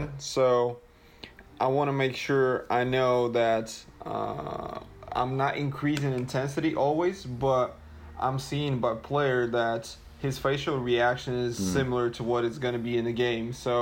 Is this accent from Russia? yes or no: yes; Russia; originally from Russia